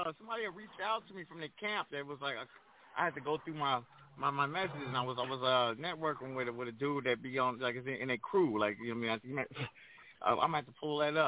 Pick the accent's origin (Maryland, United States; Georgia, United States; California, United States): California, United States; Pomona; moved away as an adult; also born or lived in Crenshaw, Los Angeles; now in Los Angeles, United States; being a DJ growing up in Pomona